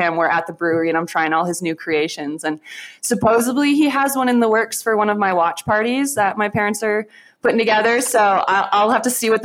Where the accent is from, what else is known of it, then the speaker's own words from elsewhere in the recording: Pulaski, Wisconsin, United States; I love my hometown. The best donuts I've ever had is this local bakery in Pulaski, Wisconsin